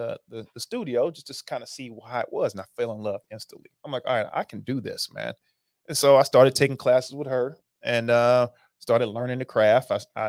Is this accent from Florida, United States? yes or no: no; Charlotte, North Carolina, United States; I was born in Charlotte, North Carolina.